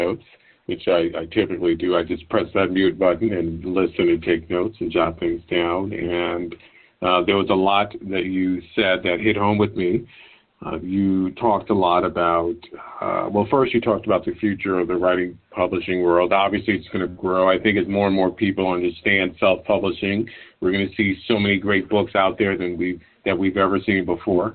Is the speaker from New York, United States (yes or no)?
yes; New York City, New York, United States; born and raised in New York City, my parents came to this country from Haiti